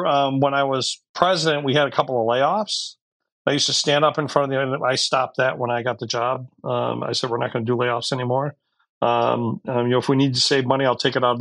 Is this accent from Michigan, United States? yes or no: yes; Detroit, Michigan, United States; I was born and raised in Detroit